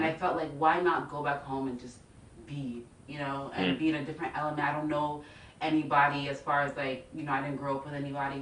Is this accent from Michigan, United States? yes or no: no; Columbus, Ohio, United States; born and raised in Columbus, Ohio